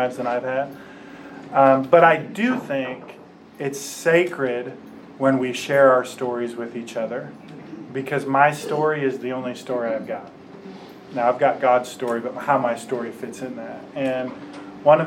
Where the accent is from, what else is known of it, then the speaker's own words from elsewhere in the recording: Warren, Michigan, United States; also born or lived in Kansas; I grew up, I was born right outside of Detroit, Michigan, in a little place called Warren